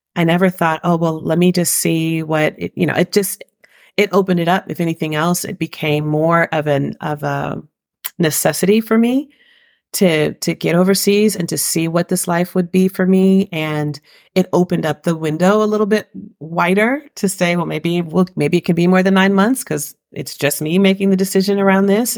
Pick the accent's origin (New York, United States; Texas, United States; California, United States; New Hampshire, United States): California, United States; Riverside; moved away as an adult; also born or lived in San Francisco Bay Area, California; now in Valencia, Spain; I was raised in Riverside, California